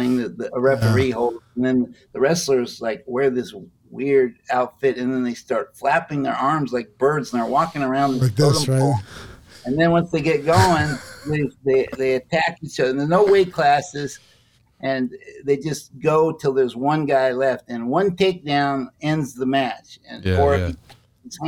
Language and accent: English; United States; I grew up in America